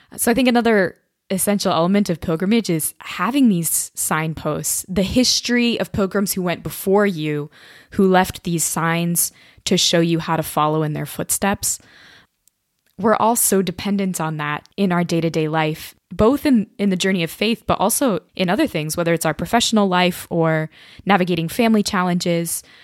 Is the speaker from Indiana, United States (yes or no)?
yes; Indiana, United States; moved away as an adult; now in Cambridge, United Kingdom; I'm originally from Indiana, so I was a townie at Notre Dame